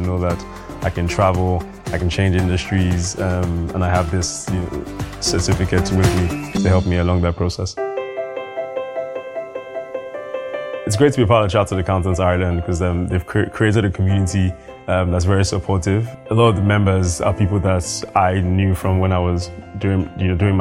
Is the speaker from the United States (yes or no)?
no; Nigeria; I grew up in Nigeria